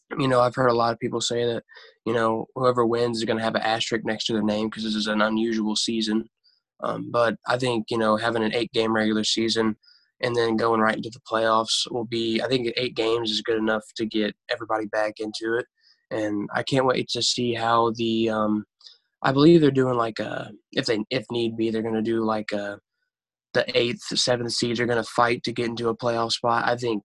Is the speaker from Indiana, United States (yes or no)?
yes; Indiana, United States; born or raised there